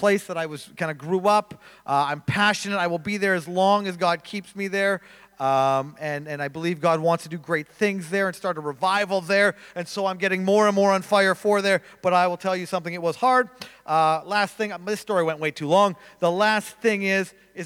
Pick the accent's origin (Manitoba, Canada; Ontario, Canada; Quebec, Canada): Manitoba, Canada; I'm from Canada. If you're wondering where, it's right in the middle.